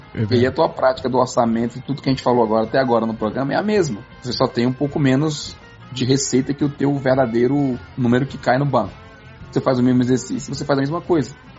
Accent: Barbacena, Minas Gerais, Brazil; moved away; Meu pai me ensinou quando eu era criança pequena lá em Barbacena

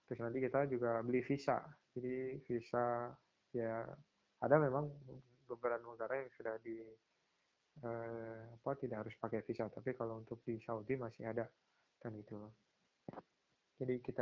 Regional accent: Pati, Central Java, Indonesia; itu uh, kalau di eh, daerah saya di Pati itu setauku

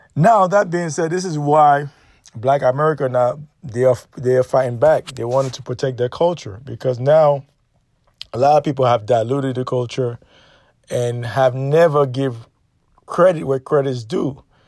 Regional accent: New York City, New York, United States; also born or lived in Caribbean; when I was growing up in New York City, Brooklyn, New York, precisely

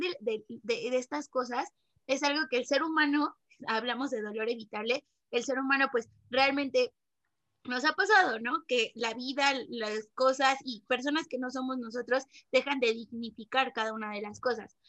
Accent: Mexico; nos está pasando como mexicanos

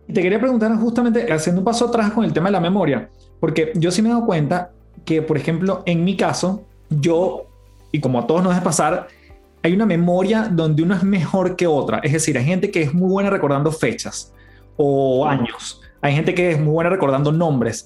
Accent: Caracas, Capital District, Venezuela; moved away as an adult; Una casa en, Caracas. En Venezuela

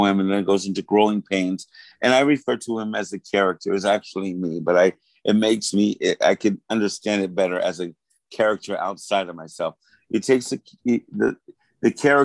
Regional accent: New York City, New York, United States; my growing up in New York City in the early 90s

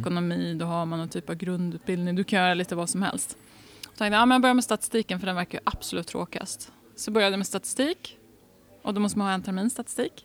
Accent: Degerfors, Örebro County, Sweden; now in Uppsala, Sweden; jag har bott i Värmland i nästan tio år av mitt liv

